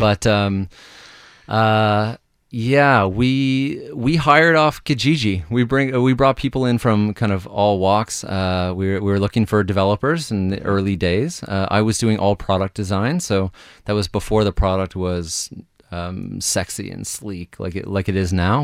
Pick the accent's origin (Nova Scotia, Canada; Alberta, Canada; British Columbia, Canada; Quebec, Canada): Nova Scotia, Canada; Halifax; I'm from Halifax